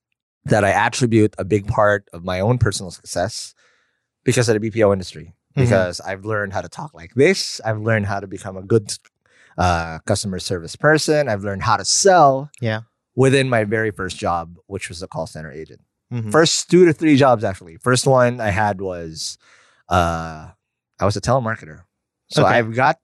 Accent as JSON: {"language": "English", "town": "Quezon City", "region": "Metro Manila", "country": "Philippines", "tie": "born or raised there", "lives_now": "Cavite, Philippines", "said": "I was born and raised in the North. I was a QC boy."}